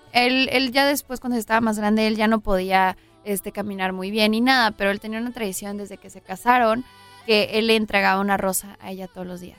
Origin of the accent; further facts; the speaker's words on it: Los Angeles, California, United States; Yo nací en Los Ángeles, ahí está toda mi familia, ahí está pues todos mis amigos